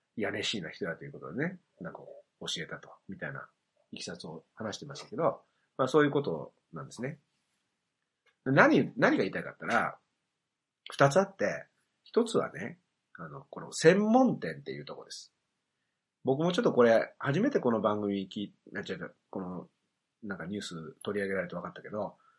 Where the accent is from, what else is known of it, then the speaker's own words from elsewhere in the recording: Hiroshima, Japan; 僕の出身が広島だ